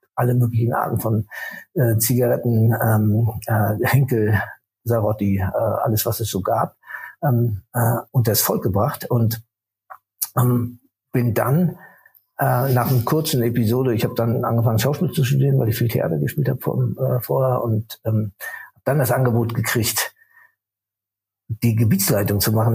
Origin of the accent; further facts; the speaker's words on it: Rostock, Mecklenburg-Vorpommern, Germany; Ich bin äh, in Rostock geboren